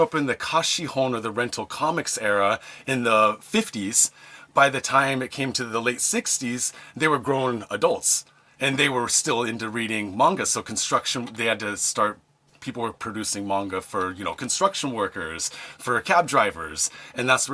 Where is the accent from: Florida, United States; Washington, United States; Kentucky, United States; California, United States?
Washington, United States; Seattle; moved away as an adult; now in Japan; I'm from Seattle originally. I grew up in the States